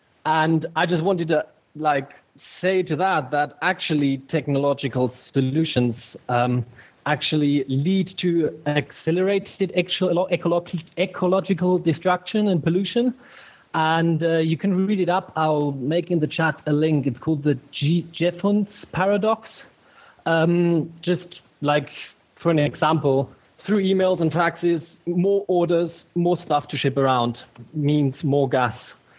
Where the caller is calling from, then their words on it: Germany; Yeah, so I'm calling from Germany. Hello from Germany.